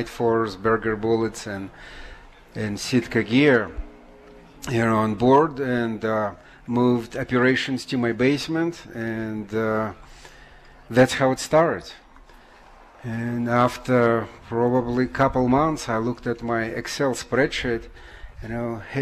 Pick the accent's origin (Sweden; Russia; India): Russia; moved away as an adult; now in United States; I came from Russia where I was, you know, fishing, hunting, you know, picking up some mushrooms, berries, living off the land